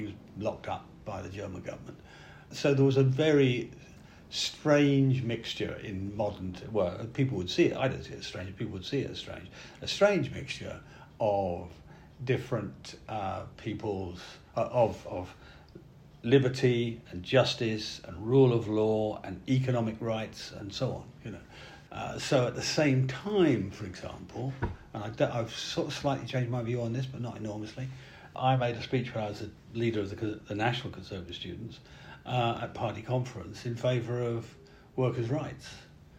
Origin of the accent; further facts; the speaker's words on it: London, United Kingdom; also born or lived in Yorkshire; I grew up in South London. We started in the prefab in Yorkshire, but then when we came to London, we lived in a slum.